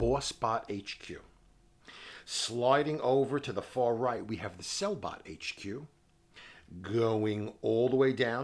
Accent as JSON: {"language": "English", "town": "New York City", "region": "New York", "country": "United States", "said": "We're from New York City."}